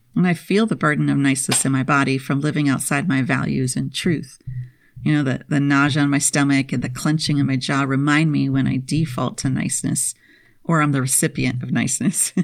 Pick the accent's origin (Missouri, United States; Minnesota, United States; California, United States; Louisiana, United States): Minnesota, United States; moved away; I spent my formative years, kindergarten through twelfth grade, in the land of ten thousand lakes